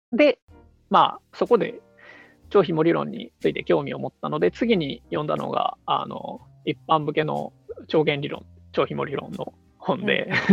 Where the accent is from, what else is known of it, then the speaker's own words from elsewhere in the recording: Osaka, Japan; 大阪出身であのナンバーの